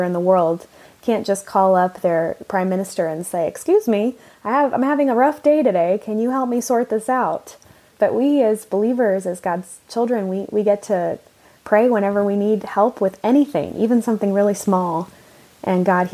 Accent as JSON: {"language": "English", "town": "Austin", "region": "Texas", "country": "United States", "tie": "born or raised there", "also_born_or_lived": "Japan / Washington, D.C. / Athens, Greece", "moved": "as an adult", "lives_now": "Barcelona, Spain", "said": "So we moved back to Texas, where I grew up."}